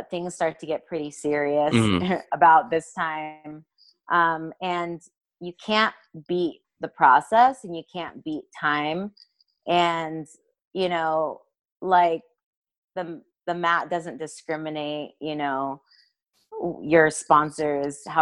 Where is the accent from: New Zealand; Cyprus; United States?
United States; as an American